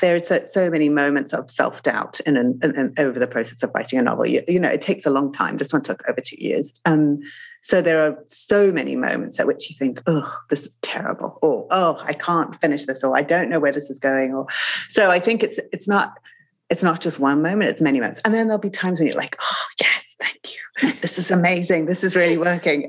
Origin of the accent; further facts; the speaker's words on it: Zimbabwe; moved away; I grew up in Zimbabwe